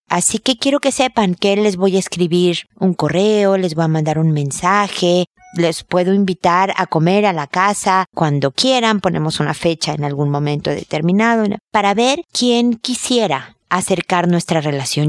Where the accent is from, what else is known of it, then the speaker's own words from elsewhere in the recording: Mexico; moved away as an adult; now in Chile; cuando yo vivía allá, hace 10 años que no vivo en México